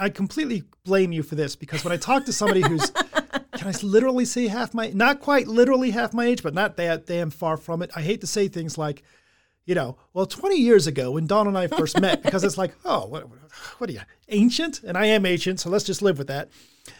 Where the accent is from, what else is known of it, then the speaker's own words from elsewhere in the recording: England, United Kingdom; I'm English.